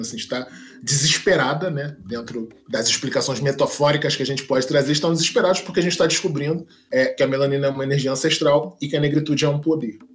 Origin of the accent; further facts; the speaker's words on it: Duque de Caxias, Rio de Janeiro, Brazil; eu sou oriundo da Baixada Fluminense, Duque de Caxias